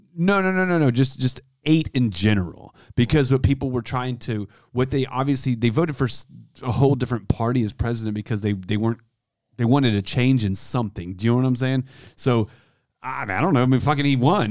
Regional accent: Houston, Texas, United States; I grew up in Houston. I was living there at the time.

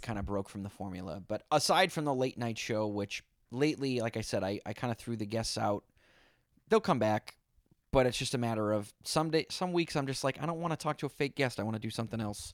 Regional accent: Boston, Massachusetts, United States; now in New York, United States; I'm from Boston, live in New York.

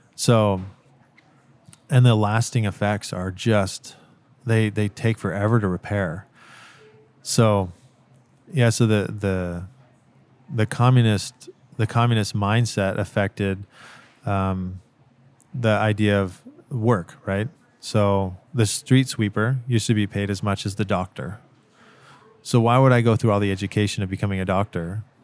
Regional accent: United States; first language English; moved away as an adult; now in Ukraine; being an American

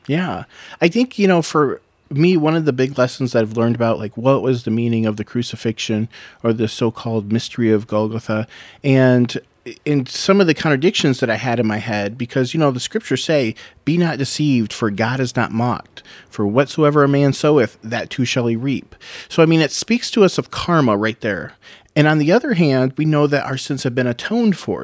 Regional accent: United States; as an American

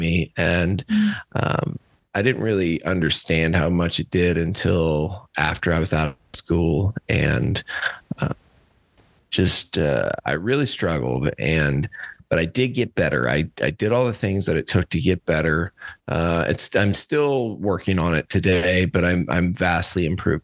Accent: Cuba, Missouri, United States; also born or lived in St. Louis, Missouri; I'm from Cuba, Missouri, outside of Cuba, Missouri. I was born in my family's cow calf operation

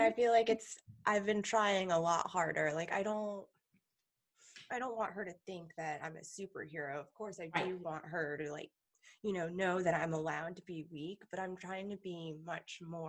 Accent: Massachusetts, United States; now in Maryland, United States; I grew up, like I am in Maryland now, but I grew up in Massachusetts.

